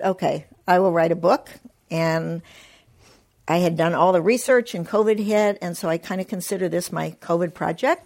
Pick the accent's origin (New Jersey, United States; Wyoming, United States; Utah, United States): Wyoming, United States; moved away as an adult; I was born and raised in Wyoming, so I consider myself a child of the West